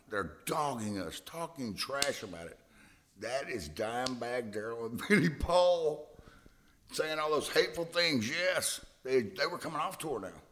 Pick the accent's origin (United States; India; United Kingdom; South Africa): United States; Hillsboro, Texas; I'm from Hillsboro, Texas, right down the street